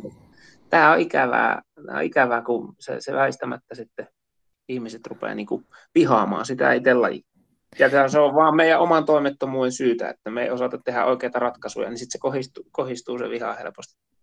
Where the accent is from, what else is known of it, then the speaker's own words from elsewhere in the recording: Central Finland, Finland; meillä Keski-Suomessa